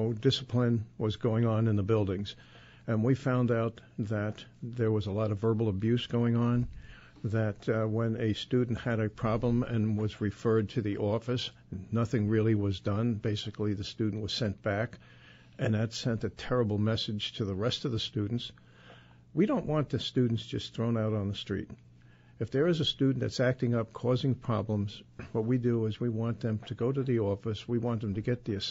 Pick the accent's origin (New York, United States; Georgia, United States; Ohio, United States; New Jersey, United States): New York, United States; New York City; when I was brought up in South Ozone Park, I could go out and play punch ball out on the street